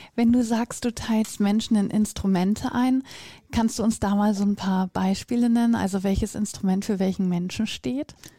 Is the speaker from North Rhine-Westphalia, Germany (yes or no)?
yes; North Rhine-Westphalia, Germany; ich komme ja aus Nordrhein-Westfalen